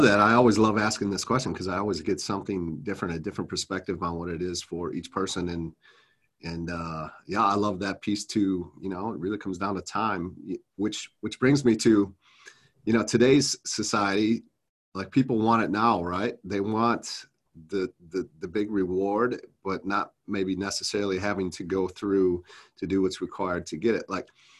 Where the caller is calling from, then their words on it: Minnesota, United States; Yeah, I'm coming out of Minnesota, just south of the Twin Cities.